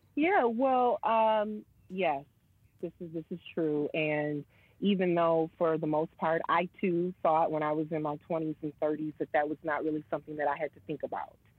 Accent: Michigan, United States; moved away as an adult; also born or lived in New York; relocate and come back to my hometown.

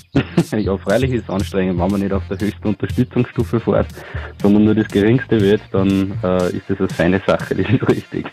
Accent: Grünburg, Upper Austria, Austria; Ich bin aus Grünburg, das ist naheliegend

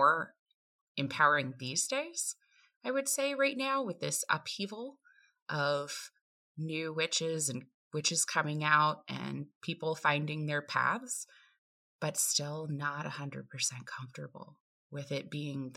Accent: Appalachian Mountains of Virginia, United States; I hail from the Appalachian Mountains of Virginia

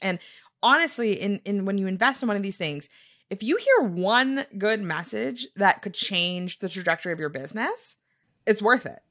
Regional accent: Canada; we are from Canada

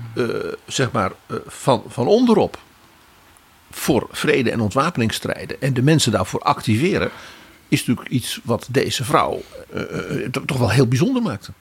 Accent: Netherlands; als Nederlander

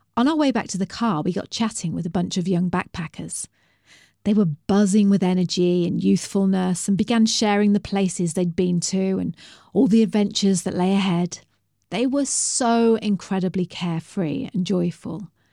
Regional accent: England, United Kingdom; me and Bri, we're English

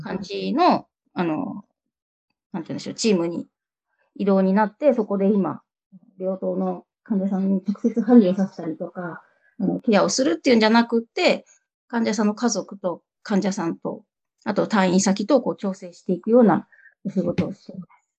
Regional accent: Kyushu, Japan; moved away as an adult; now in Tokyo, Japan; 九州の片田舎で生まれ育ち

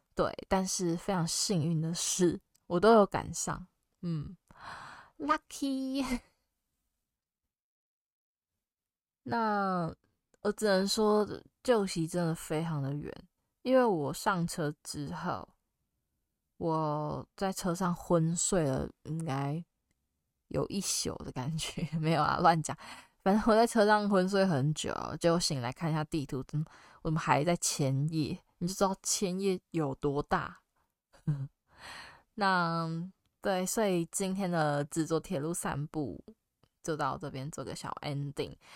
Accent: Taiwan; 我是台湾人

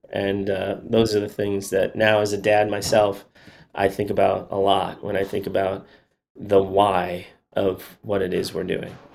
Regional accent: Chicago, Illinois, United States; moved away as an adult; now in Nashville, United States; I'm from Chicago. I went to school in Chicago at Northwestern University, and then I moved down to Nashville after school.

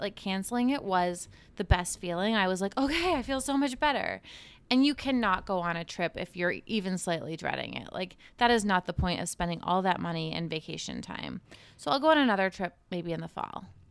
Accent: Cape Cod, Massachusetts, United States; also born or lived in Boston; growing up on Cape Cod

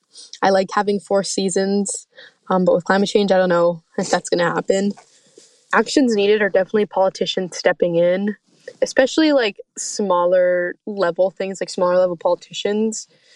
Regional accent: Maryland, United States; I'm from Maryland. I'm 17 years old now, and in 2050, I'll be 45 years old.

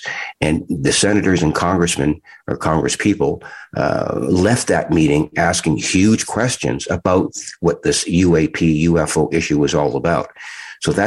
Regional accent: Toronto, Ontario, Canada; We had our own rink out in the back of our home in Toronto

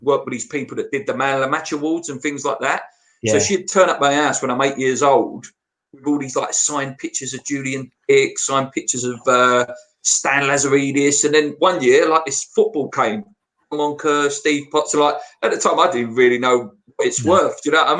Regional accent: Canning Town, London, United Kingdom; I'm originally from Canning Town, obviously.

